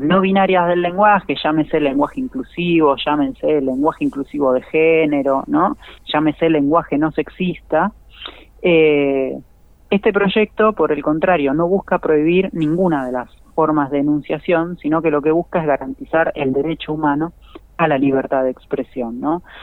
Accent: Argentina

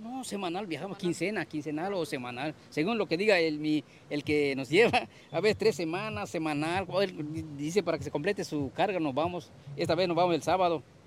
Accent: Campeche, Mexico; yo no soy de acá, yo vengo desde Campeche

